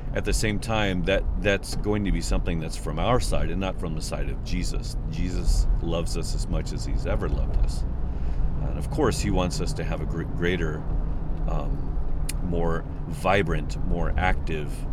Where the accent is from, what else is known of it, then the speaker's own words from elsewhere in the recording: Midwest, United States; moved away; also born or lived in New Mexico / Oklahoma; I'm from the Midwest